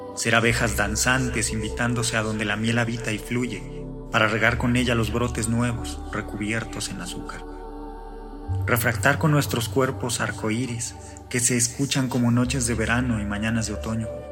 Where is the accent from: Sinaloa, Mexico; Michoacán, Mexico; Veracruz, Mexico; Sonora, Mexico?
Michoacán, Mexico; Morelia; soy de Morelia, Michoacán, vivo en Morelia, Michoacán.